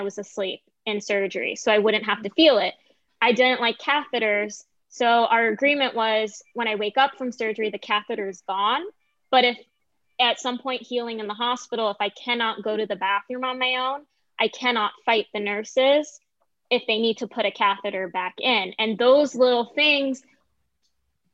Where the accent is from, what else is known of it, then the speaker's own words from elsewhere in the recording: Orlando, Florida, United States; also born or lived in Lake Mary, Florida; now in Los Angeles, United States; I was very privileged where I grew up in Orlando